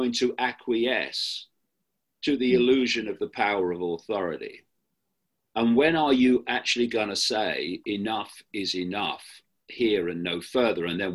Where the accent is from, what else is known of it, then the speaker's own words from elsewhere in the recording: Leicester, East Midlands, United Kingdom; moved away; My hometown of Leicester in the English Midlands